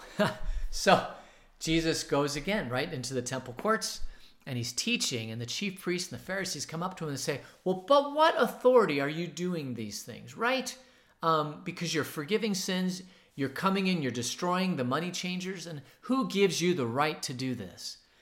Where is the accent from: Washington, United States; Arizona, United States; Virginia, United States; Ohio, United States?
Arizona, United States; Phoenix; now in Tucson, United States; where I was growing up in Phoenix, it was downtown Phoenix